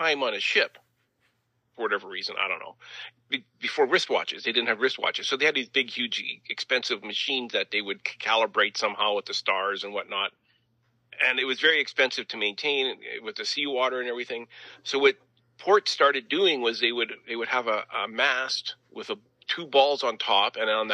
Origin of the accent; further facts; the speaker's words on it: the Prairies, Canada; being good Canadian kids